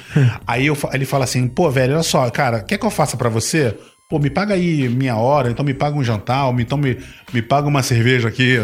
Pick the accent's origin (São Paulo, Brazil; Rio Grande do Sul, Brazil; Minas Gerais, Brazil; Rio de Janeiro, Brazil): Rio de Janeiro, Brazil; accent: carioca; Eu nasci no Rio